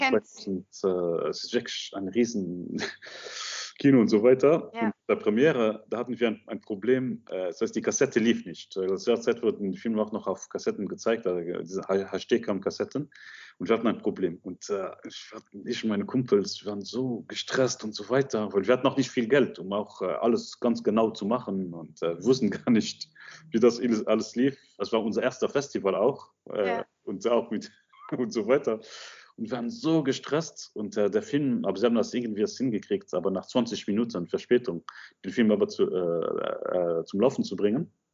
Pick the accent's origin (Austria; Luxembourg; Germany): Luxembourg; German is a second language; also born or lived in Egypt; ich komme aus Luxemburg, aber ursprünglich aus Ägypten aber ich bin in Luxemburg aufgewachsen, seitdem ich sieben Jahre alt bin.